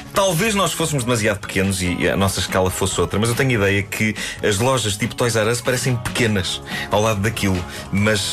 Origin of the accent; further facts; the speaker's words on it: Lisbon, Portugal; Benfica, onde eu cresci